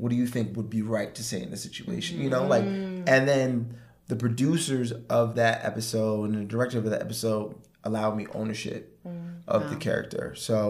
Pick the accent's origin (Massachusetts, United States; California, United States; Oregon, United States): Massachusetts, United States; Boston; moved away; and we're both from Boston. We're both from Boston.